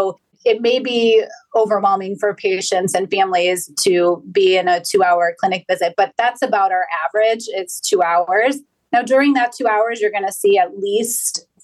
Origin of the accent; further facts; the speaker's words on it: Cleveland, Ohio, United States; I am born and raised in Cleveland, Ohio